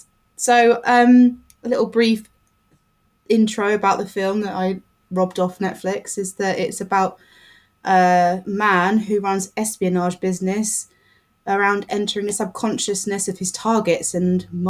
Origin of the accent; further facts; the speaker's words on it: United Kingdom; being typically British